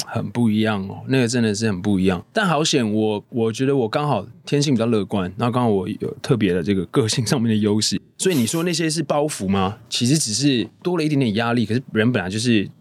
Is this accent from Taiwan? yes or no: yes; Taipei, Taiwan; 我从小就在台北长大